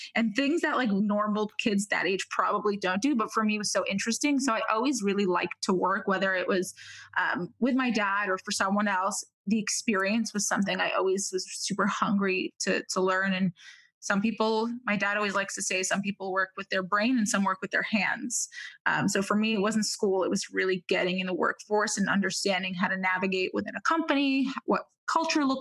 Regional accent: New York City, New York, United States; also born or lived in Israel / Manhattan; I was actually born in Israel. I came to the United States when I was about 3 years old, moved to cool immigrant Brooklyn

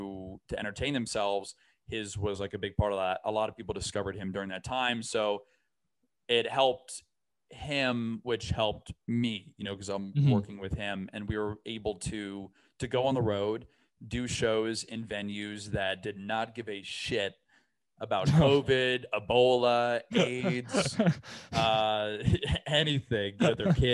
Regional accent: Brandon, Florida, United States; I'm from it's not that bad of a town, but it's a town called Brandon, Florida.

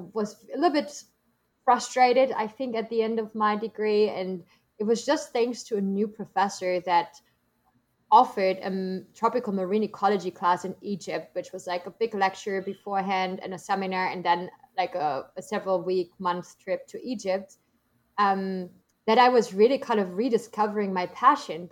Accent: Germany; English is a second language; moved away as an adult; also born or lived in United States

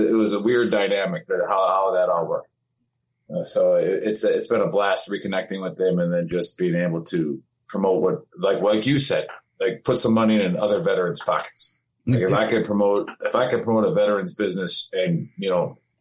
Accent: Wisconsin, United States; I'm from Wisconsin

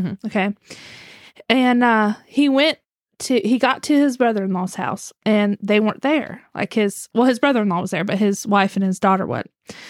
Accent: West Virginia, United States; I'm from West Virginia. That's how we say things.

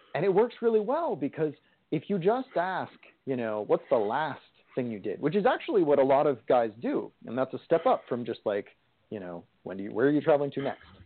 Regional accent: California, United States; I am from California

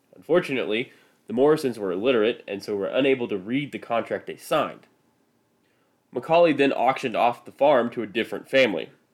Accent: Midwest, United States; accent: Midwestern; I am from the Midwest, and French words slash French names do not do so well with my Midwestern accent

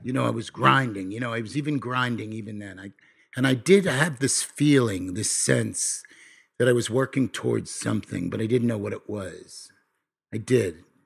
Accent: Nassau County, New York, United States; I come from New York. I come from a, a, a place, uh, in Na, called Nassau County, in Nassau County

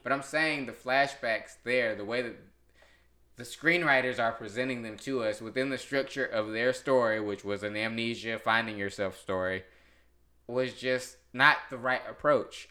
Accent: North Carolina, United States; I'm from North Carolina

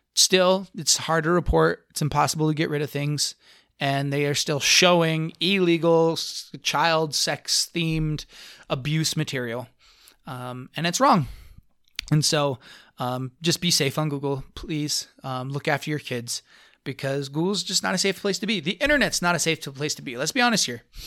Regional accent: Blanding, Utah, United States; I grew up in Blanding, Utah. My little hometown, super, super conservative

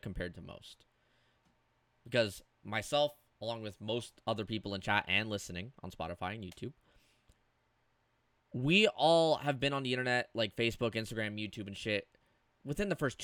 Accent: Canada; I'm Canadian

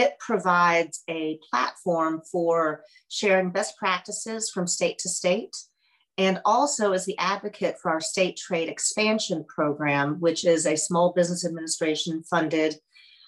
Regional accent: Tennessee, United States; moved away as an adult; also born or lived in Colorado; I grew up in Tennessee and went out to Colorado for my undergrad and then stayed for almost 20 years

